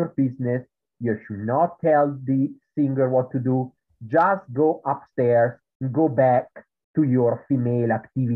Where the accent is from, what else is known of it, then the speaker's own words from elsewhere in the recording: Italy; accent: Italian; English is a second language; moved away; in Italy, which is where I come from, as you can tell from my accent, there is a kind of high school which is called Liceo Classico